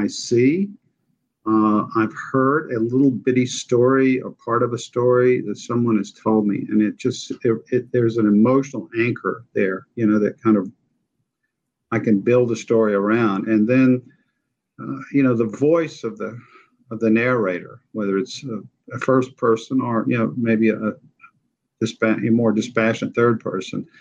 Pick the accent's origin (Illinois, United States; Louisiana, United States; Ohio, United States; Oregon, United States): Louisiana, United States; central; also born or lived in New Orleans / Acadiana; I'm a native of Louisiana. I grew up in central Louisiana